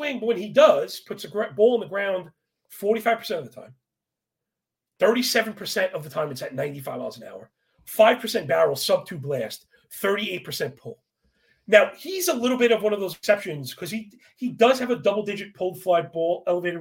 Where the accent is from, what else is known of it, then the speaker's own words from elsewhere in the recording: New York, United States; growing up in New York